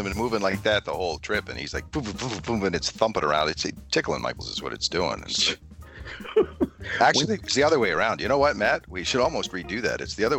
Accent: Canada; I'm Canadian from up here.

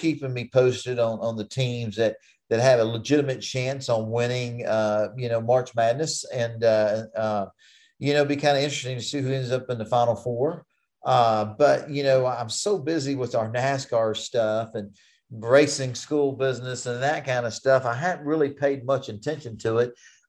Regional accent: Texas, United States; growing up here in Texas and … when I was a kid

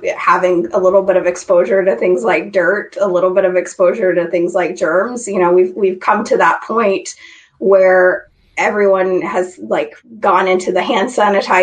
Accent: Idaho, United States; I grew up in Idaho. I grew up in a small town

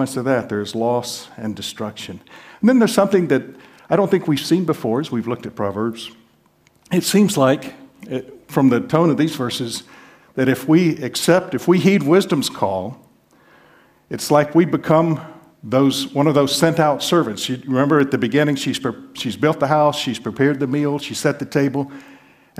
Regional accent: the South, United States; I'm from the South

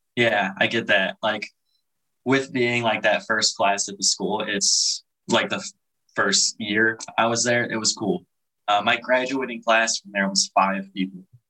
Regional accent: Chicago area, Illinois, United States; moved away as an adult; also born or lived in River Grove, Illinois / Bartlett, Illinois / Montgomery, Illinois / Yorkville, Illinois; now in Hawaii, United States; I was born originally in Chicago.

